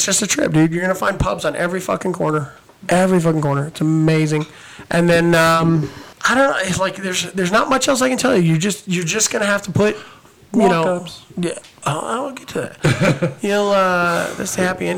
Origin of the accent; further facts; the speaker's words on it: California, United States; I'm from California